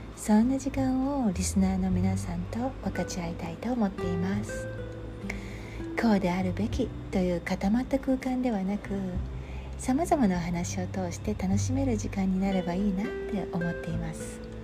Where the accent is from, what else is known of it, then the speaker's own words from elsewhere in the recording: Japan; moved away as an adult; 私は日本で生まれて育った日本人ですが今は外国で暮らしています